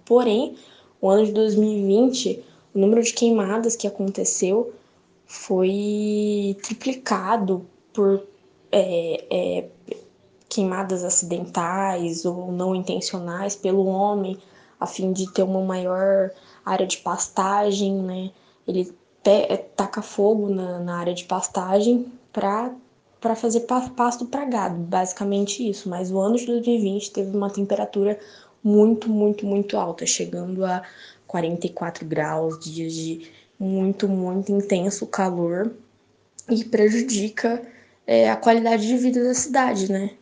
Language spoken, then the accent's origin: Portuguese; Cuiabá, Mato Grosso, Brazil; eu sou cuiabana, moro em Cuiabá há 22 anos